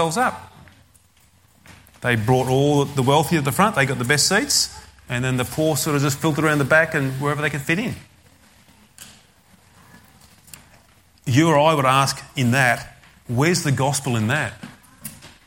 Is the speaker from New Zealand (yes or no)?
no; Australia; I'm an Australian